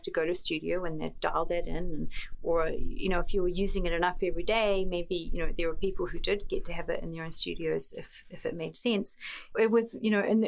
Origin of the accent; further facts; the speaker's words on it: New Zealand; moved away as an adult; growing up in an island very far away. I'm from New Zealand.